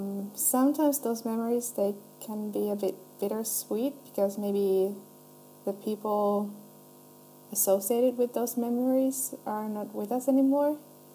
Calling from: Finland; I'm a listener from Finland.

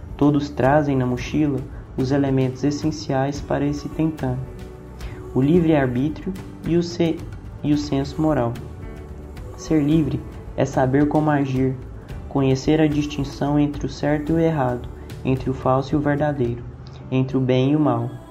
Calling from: Goiânia, Goiás, Brazil; eu falo de Goiânia

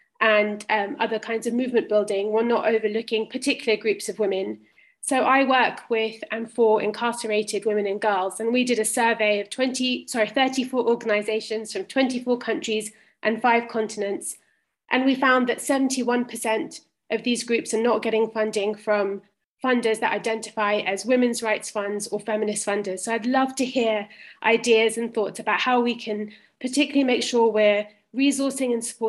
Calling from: Zambia; I'm calling in from Zambia.

